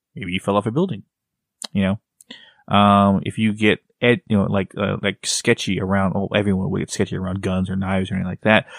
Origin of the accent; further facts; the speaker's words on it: Texas, United States; I'm from Texas